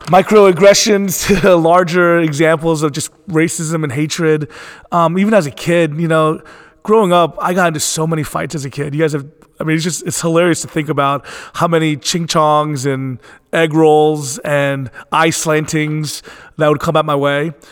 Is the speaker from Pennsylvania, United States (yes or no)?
yes; Philadelphia, Pennsylvania, United States; born there; I was born in Philadelphia, Pennsylvania, and growing up, um, it was interesting because I was I always never felt at home and comfortable in my own skin.